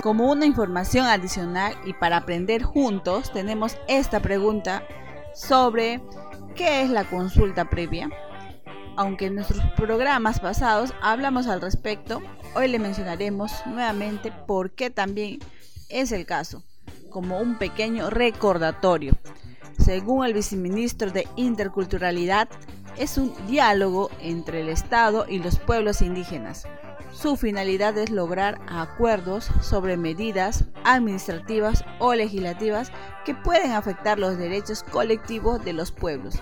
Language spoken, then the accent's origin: Spanish; Peru; nuestro querido Perú